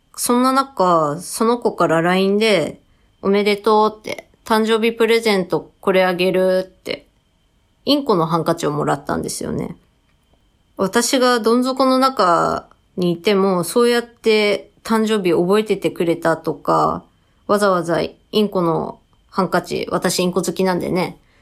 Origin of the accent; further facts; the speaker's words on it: Tsukuba, Ibaraki, Japan; 私も地元のつくば